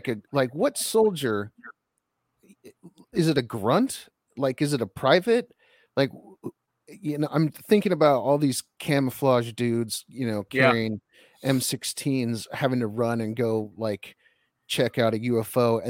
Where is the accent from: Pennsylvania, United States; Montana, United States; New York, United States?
Montana, United States; I grew up in Montana